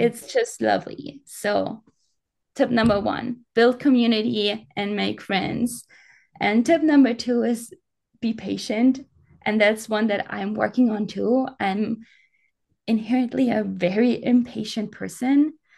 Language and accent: English; Bavaria, Germany; English is a second language; moved away as an adult; I grew up in the mountains. I grew up in the Alps